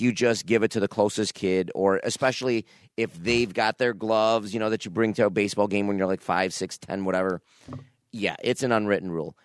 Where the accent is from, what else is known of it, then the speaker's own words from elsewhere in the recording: Niagara Falls, New York, United States; when I was a kid growing up in Niagara Falls, there was a store, I don't know, close to my house, Bases Loaded, was on Pine Avenue.